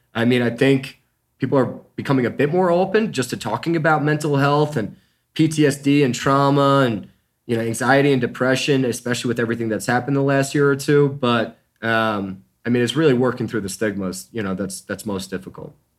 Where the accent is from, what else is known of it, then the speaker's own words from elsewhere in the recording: New York, United States; moved away as an adult; now in Denver, United States; I'm originally from New York. Um, grew up the youngest of six and graduated from Syracuse University